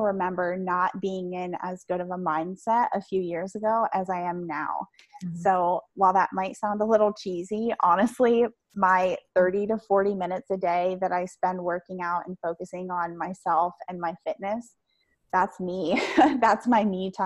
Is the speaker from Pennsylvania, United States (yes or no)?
yes; Pennsylvania, United States; I am from Pennsylvania